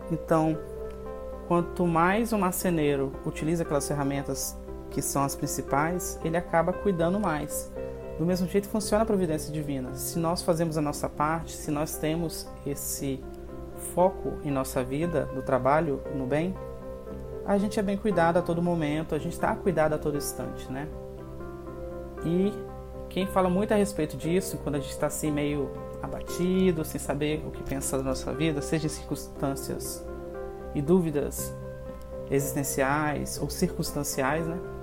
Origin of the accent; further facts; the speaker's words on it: Espírito Santo, Brazil; eu sou daqui do Espírito Santo